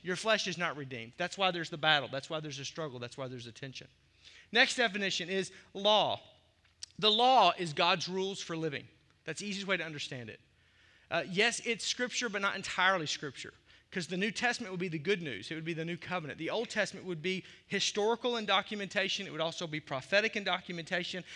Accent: the South, United States; also born or lived in Arkansas; now in Milwaukee, United States; As a kid growing up in the South

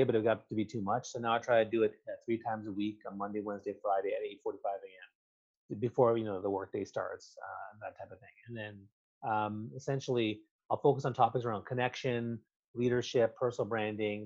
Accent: Canada; I'm Canadian

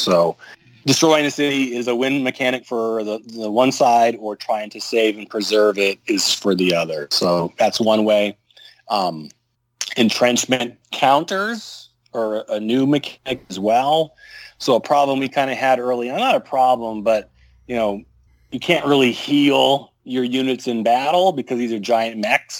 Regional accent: Russia; moved away; Well, anyway, growing up in Russia as a little girl

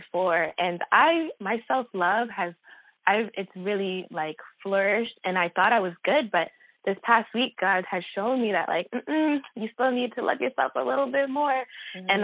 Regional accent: Rockland County, New York, United States; I'm from Rockland County, New York, which is less than an hour outside of New York City

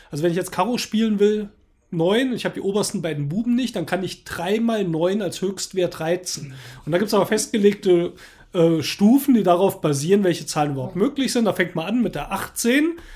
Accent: Baden-Württemberg, Germany; Ja, ich bin ja im Schwarzwald aufgewachsen, dort war es üblich, dass eben auch die Jungs in der Mittagspause in der Schule Skat gekloppt haben.

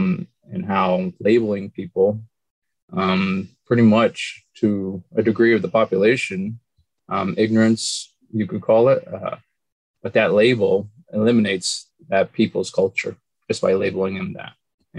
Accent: New Jersey Pine Barrens, United States; my roots and where I grew up in the Pine Barrens. I'm from the Pine Barrens originally.

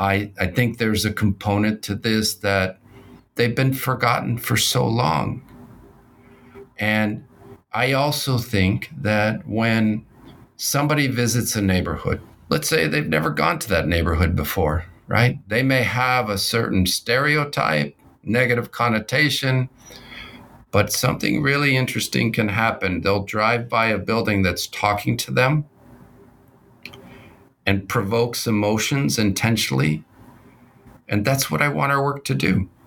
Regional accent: West Coast, United States; also born or lived in Bogotá, Colombia; So I was born in Bogota, Colombia. My family immigrated to the United States in my youth on the West Coast.

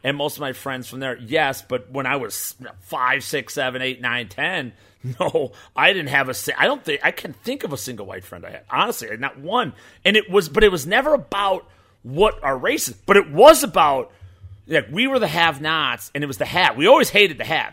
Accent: Chicago, Illinois, United States; also born or lived in Burbank, Illinois; I grew up in Burbank and then Bridgeport, Illinois, south side of Chicago

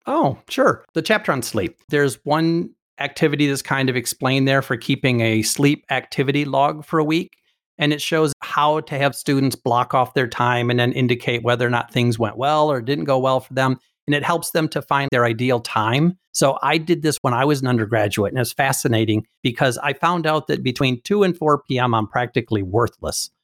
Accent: Michigan, United States; I'm from Michigan.

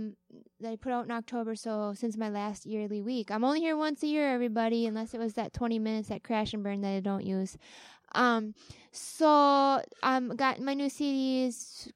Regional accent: Minnesota, United States; We're from Minnesota. We listen to whatever the rich people say

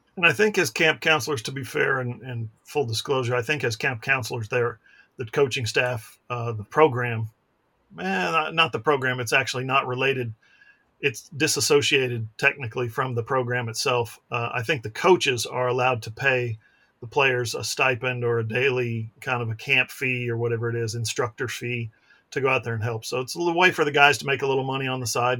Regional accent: Ada, Oklahoma, United States; I'm from Ada

